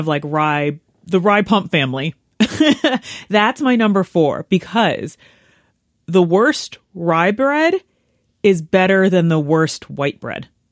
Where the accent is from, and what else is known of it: United States